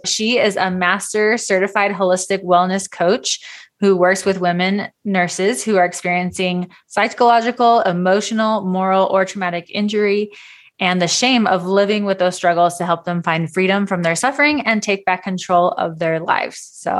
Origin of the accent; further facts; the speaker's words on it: Southern California, United States; moved away as an adult; also born or lived in Utah; So I grew up in Southern California